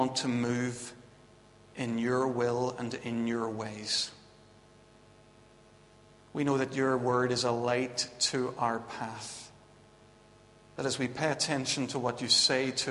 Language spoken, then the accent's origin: English; Belfast / Bangor, Northern Ireland, United Kingdom; also born or lived in Vancouver; I was flying home from Vancouver to Belfast and then on to Bangor to see Claire and to get married